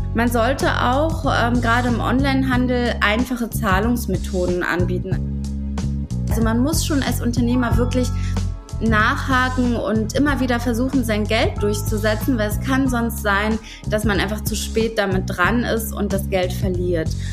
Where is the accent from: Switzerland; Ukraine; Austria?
Ukraine; moved away; Ursprünglich komme ich aus der Ukraine